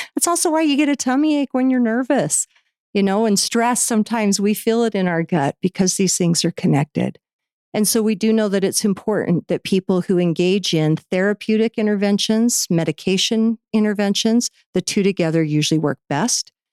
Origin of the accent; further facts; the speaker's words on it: Orem, Utah, United States; I grew up in here in Utah in, in Orem.